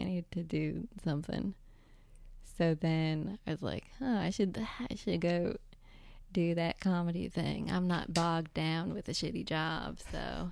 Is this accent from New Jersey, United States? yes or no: yes; Northern New Jersey, United States; also born or lived in San Francisco; I'm from New Jersey